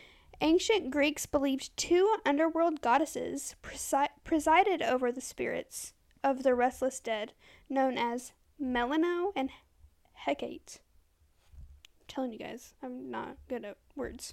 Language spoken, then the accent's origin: English; United States; I'm American